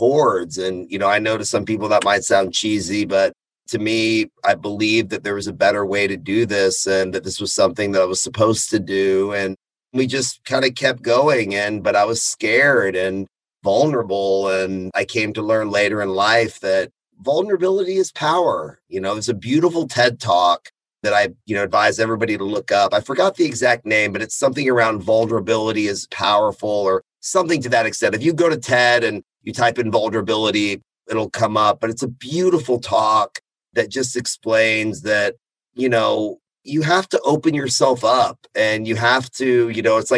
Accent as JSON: {"language": "English", "town": "Austin", "region": "Texas", "country": "United States", "tie": "born or raised there", "said": "being an Iranian American, I'm a first generation American. Born and raised in Austin, Texas, lived up and down the I-35 corridor."}